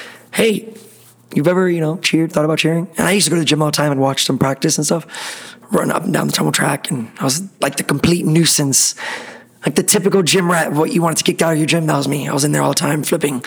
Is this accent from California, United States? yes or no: no; Miami, Florida, United States; born and raised in Miami. Been there my whole life